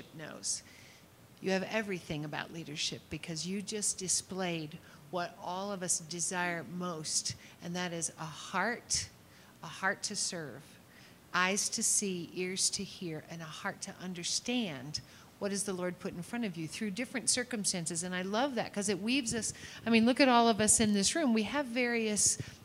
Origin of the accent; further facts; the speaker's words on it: Kentucky, United States; I'm from Kentucky